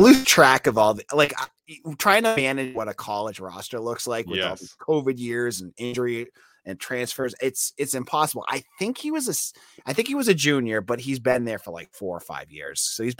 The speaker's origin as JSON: {"language": "English", "region": "Massachusetts", "country": "United States", "said": "I'm also from Massachusetts"}